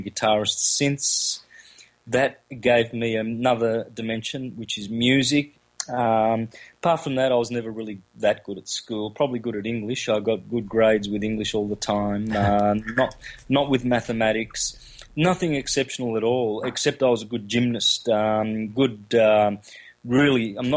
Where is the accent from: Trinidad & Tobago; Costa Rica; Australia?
Australia; country Victoria; first language Calabrian; Grew up in country Victoria, Australia, with Italian migrated parents from southern Italy